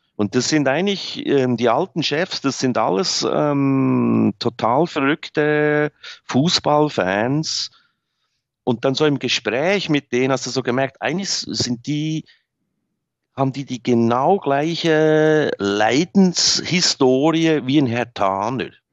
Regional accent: Bern, Switzerland; moved away as an adult; also born or lived in Berlin; geboren bin ich da. Ich bin außerhalb groß geworden

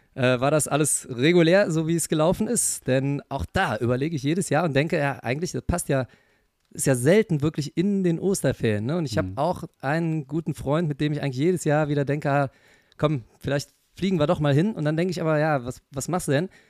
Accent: Germany; bei uns in Deutschland

